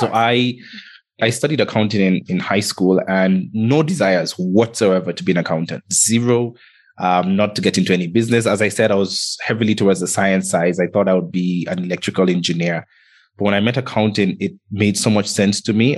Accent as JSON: {"language": "English", "country": "Antigua & Barbuda", "tie": "born or raised there", "also_born_or_lived": "Kenya", "said": "I grew up in the Caribbean um, in an island called Antigua. And I was actually born in Kenya."}